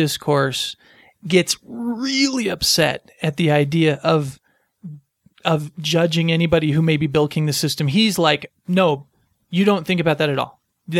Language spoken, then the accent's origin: English; United States; I'm American too.